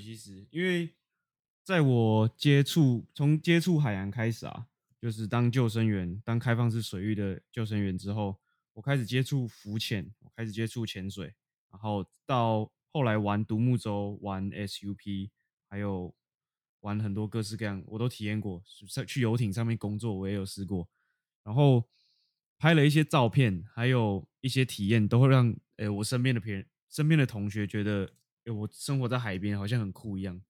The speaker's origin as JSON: {"language": "Chinese", "town": "Taipei", "country": "Taiwan", "tie": "born or raised there", "moved": "as an adult", "said": "当我在台北生活了十八年，十八年，然后突然搬离到，搬到海边生活"}